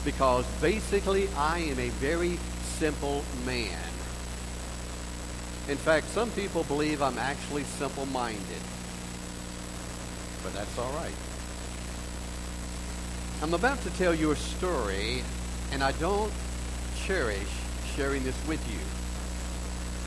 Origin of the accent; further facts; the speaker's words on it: Augusta, Georgia, United States; in that little Pentecostal church where I grew up in Augusta, Georgia